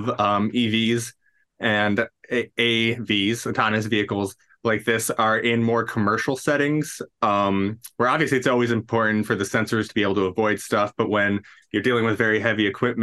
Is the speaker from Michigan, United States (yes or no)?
yes; Dearborn, Michigan, United States; I'm from Dearborn myself